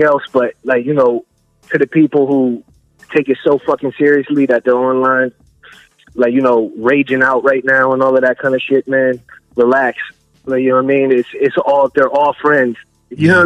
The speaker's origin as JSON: {"language": "English", "region": "Delaware", "country": "United States", "said": "I'm from Delaware."}